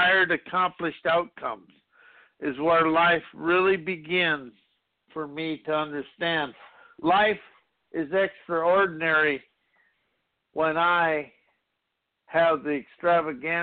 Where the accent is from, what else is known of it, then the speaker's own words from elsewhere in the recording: South Dakota, United States; growing up in South Dakota